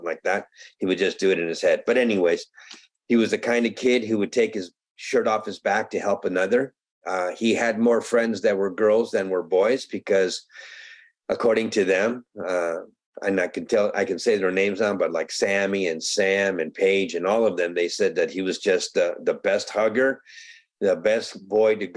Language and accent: English; Medellín, Antioquia, Colombia; now in United States; I am a Colombian American. I was born in Medellin, Colombia, and I was brought to this country in 1962.